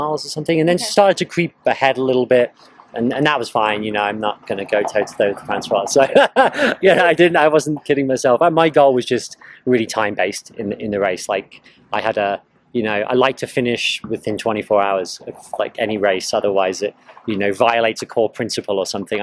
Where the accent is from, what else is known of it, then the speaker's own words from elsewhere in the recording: north of London, East of England, United Kingdom; moved away as an adult; also born or lived in Scotland / Edinburgh; now in United States; I was born in Scotland, kind of grew up north of London, went to university in Edinburgh, and then I started working in London for several years and then moved to the US